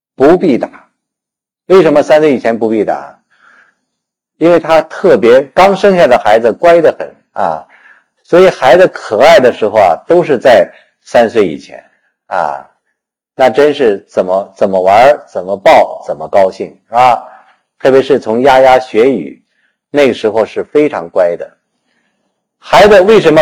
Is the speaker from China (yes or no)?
yes; China; 我们中国人